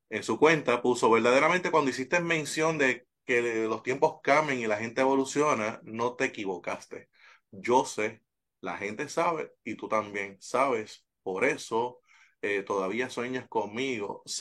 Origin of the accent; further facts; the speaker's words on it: Puerto Rico; Recuerda siempre que soy boricua hasta en la luna